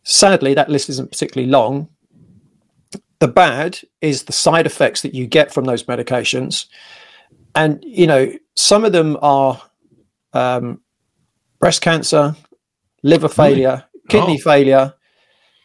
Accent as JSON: {"language": "English", "region": "England", "country": "United Kingdom", "said": "as most English lads are"}